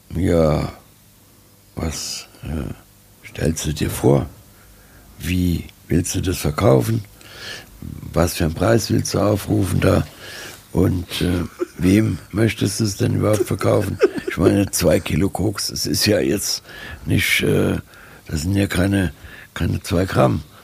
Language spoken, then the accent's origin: German; Germany; Ich bin auch äh, Deutscher